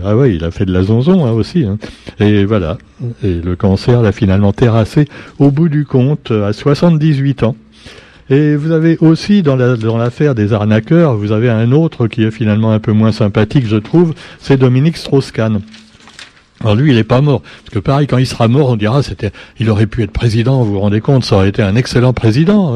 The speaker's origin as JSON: {"language": "French", "country": "Madagascar", "said": "chez nous à Madagascar"}